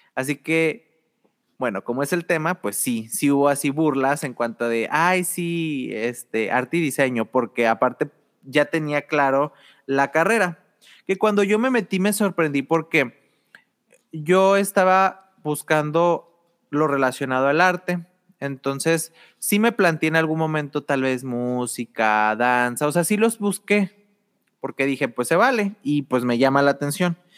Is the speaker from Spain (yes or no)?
no; Torreón, Coahuila, Mexico; also born or lived in southern Mexico; estuve en el sur hasta los seis años, pero ya en segundo de primaria ya estaba acá en, La Laguna. sí, soy de Torreón